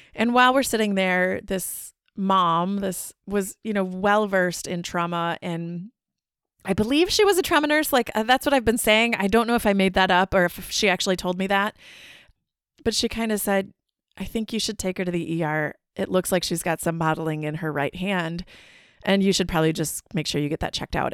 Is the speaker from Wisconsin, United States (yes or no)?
yes; Wisconsin, United States; we're from Wisconsin